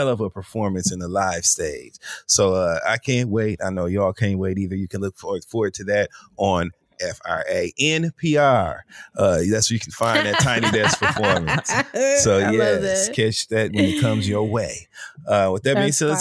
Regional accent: Flint, Michigan, United States; also born or lived in Detroit, Michigan; I'm from Flint. I lived in Detroit for many years

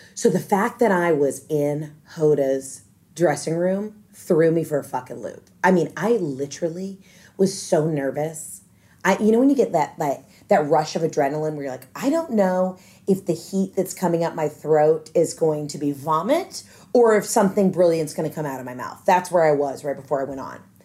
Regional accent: Atlanta, Georgia, United States; I'm from Atlanta

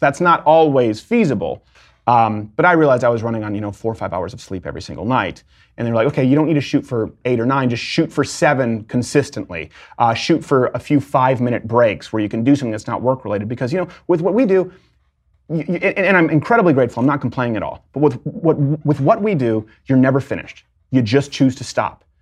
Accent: Montreal, Quebec, Canada; moved away as an adult; also born or lived in Detroit, Michigan, United States; now in United States; I was born in Detroit, which, like, I've always said, you can just annex and give to Canada, really. Um, and then raised in Montreal.

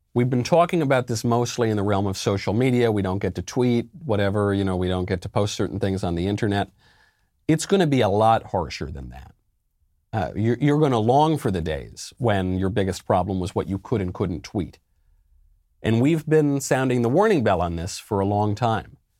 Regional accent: New York, United States; I'm a New Yorker

